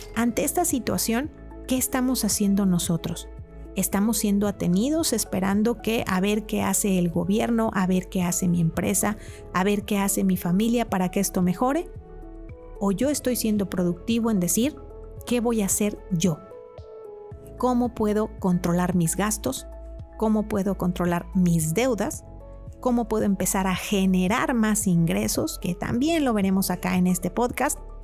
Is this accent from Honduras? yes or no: no; Mexico; como mexicanos